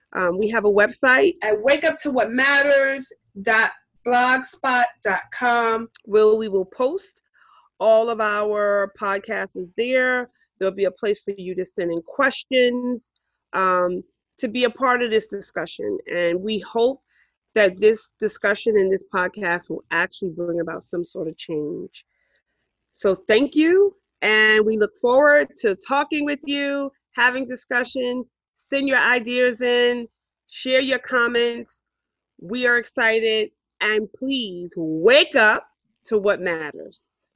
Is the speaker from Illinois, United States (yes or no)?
no; New York City, New York, United States; I grew up here in Harlem.